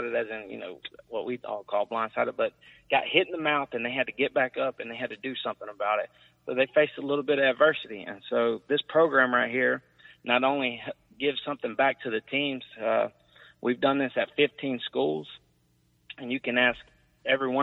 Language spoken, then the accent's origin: English; Midland City, Alabama, United States; moved away; Dale County back in my hometown